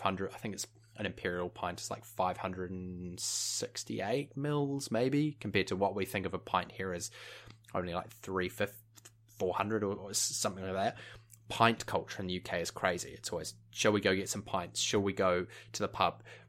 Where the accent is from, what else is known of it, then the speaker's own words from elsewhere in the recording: New Zealand; moved away as an adult; also born or lived in United Kingdom; growing up in New Zealand